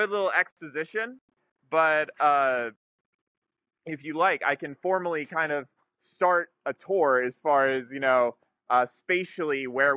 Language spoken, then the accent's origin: English; Scottsdale, Arizona, United States; I'm also a native to Scottsdale. I was born and raised here in the Sonoran Desert